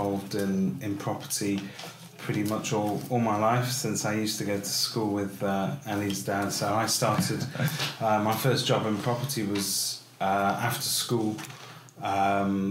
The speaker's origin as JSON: {"language": "English", "town": "Salford", "region": "North West England", "country": "United Kingdom", "tie": "born or raised there", "also_born_or_lived": "North Manchester", "said": "I was born in Salford, so not far down the road from here at the moment, and I've worked and lived in sort of North Manchester all my life."}